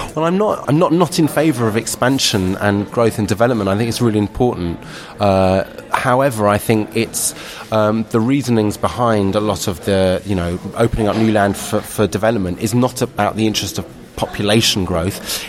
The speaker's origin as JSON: {"language": "English", "region": "London", "country": "United Kingdom", "tie": "born or raised there", "said": "I grew up in London in this kind of you know, malaise, mul- melting pot of everything and anything"}